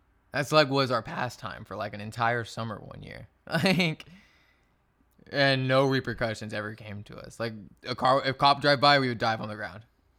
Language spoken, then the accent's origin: English; Texas, United States; I'm from Texas, man. Like. OG Texas native.